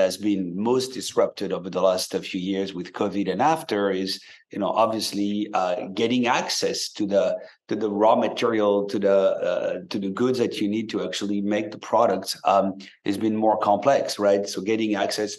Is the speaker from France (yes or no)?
yes; France; moved away as an adult; now in San Francisco, United States; you may hear a bit of an accent because I grew up in France and moved to the US about 20 years back.